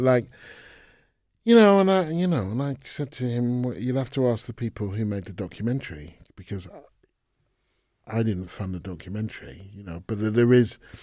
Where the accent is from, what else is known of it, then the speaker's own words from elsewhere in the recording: England, United Kingdom; I was born in England, grew up in England.